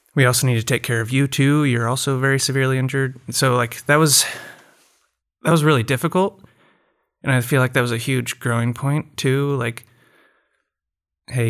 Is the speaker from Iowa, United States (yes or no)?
yes; Ames, Iowa, United States; moved away as an adult; now in Shaker Heights, United States; I'm from Ames, Iowa. Came out here for residency and live in Shaker Heights with my wife and our three-year-old